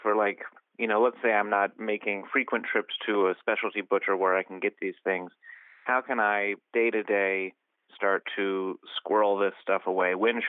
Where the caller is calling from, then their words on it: Oakland, California, United States; Oakland, California.